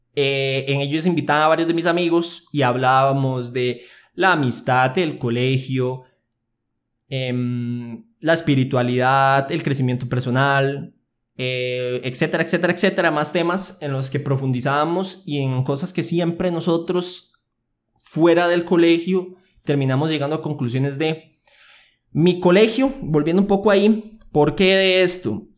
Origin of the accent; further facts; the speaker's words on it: Aserrí, San José, Costa Rica; Yo nací en Costa Rica, específicamente en Acerrí. Llevo mis 19 años viviendo en el mismo lugar.